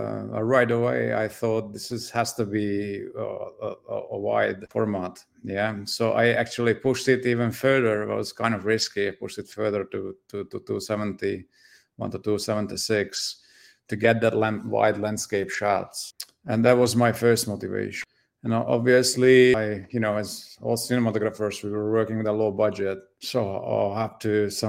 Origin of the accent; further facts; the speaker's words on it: Slovakia; now in United States; I'm Hungarian. My family is Hungarian, but grew up in Slovakia. I used to be Czechoslovakia